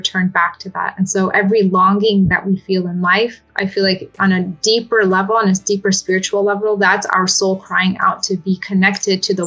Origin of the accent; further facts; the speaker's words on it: Southern California, United States; also born or lived in Damascus, Syria; I was actually born in Damascus, Syria, but my parents moved to the United States when I was just under 2 years old. And so I was raised here in Southern California, where I live now